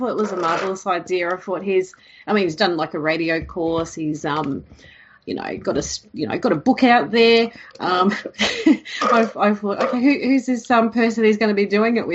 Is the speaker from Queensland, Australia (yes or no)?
yes; Queensland, Australia; growing up in Queensland